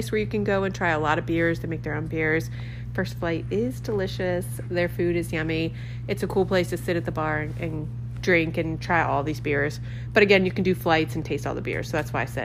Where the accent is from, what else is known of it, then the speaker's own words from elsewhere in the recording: Maryland, United States; now in Key West, United States; we're from Maryland